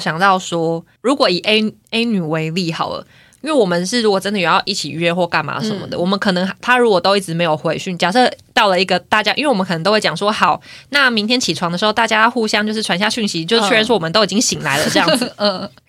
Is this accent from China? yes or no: no; Taiwan; accent: Taiwanese Mandarin; 我刚刚是不是讲台湾国语啊？